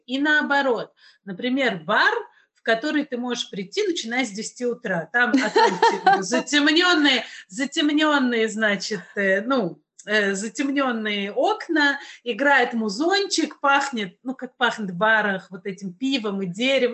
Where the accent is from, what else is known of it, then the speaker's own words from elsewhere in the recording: Kazan, Tatarstan, Russia; я из Казани, ну, вполне себе Россия